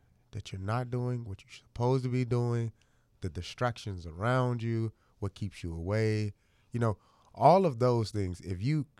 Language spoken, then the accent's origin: English; Chicago, Illinois, United States; I'm 25 from Chicago.